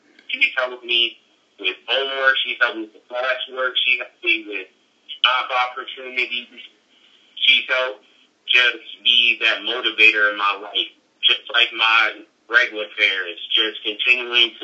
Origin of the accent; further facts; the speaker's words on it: Chesapeake Beach, Maryland, United States; growing up in Georges County, growing up in Warburg, in Chesapeake Beach